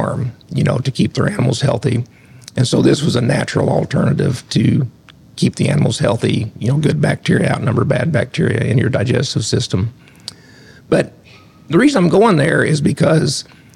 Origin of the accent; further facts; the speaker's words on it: Southern Illinois, United States; moved away as an adult; also born or lived in Lexington, Kentucky; Grew up on a farm, went to Century High School and Shawnee College and then Southern Illinois University.